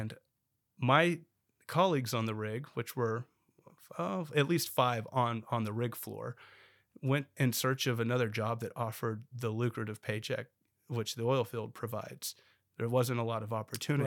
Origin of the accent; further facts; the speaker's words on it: Bartlesville, Oklahoma, United States; moved away as an adult; now in Oklahoma City, United States; I'm originally from Bartlesville